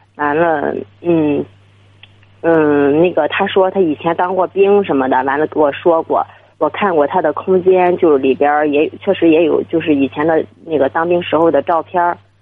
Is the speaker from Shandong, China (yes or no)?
yes; Dezhou, Shandong, China; now in Beijing, China; 我那个老家是山东的